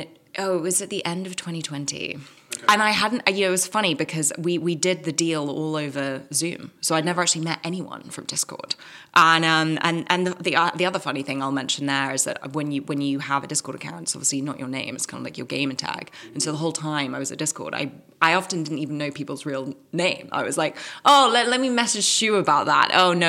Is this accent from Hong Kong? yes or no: yes; Hong Kong; also born or lived in Caribbean / England; now in United States; Like I was born in Hong Kong. I like lived there, lived in the Caribbean for a bit, lived in England. Now I'm in America.